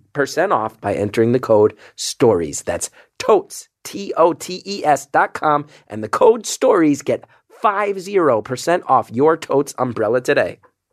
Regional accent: New York City, New York, United States; I'll tell you, being a New Yorker, I remember once going on the subway with one of these umbrellas

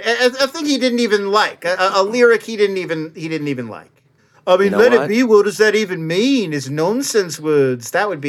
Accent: Irvine, California, United States; I grew up in Irvine, which is just down the road from Anaheim.

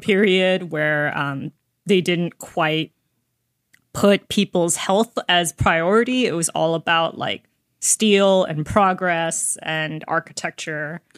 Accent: United States; an American reader

